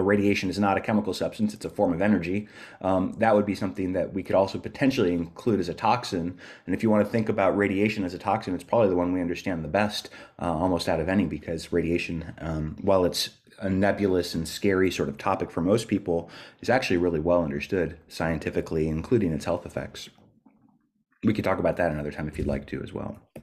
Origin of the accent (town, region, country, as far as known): California, United States; moved away as an adult; now in Dunedin, New Zealand